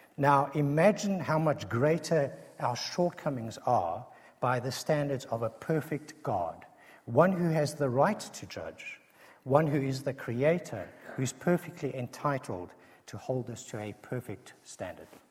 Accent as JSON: {"language": "English", "country": "South Africa", "accent": "South African", "said": "a South African accent"}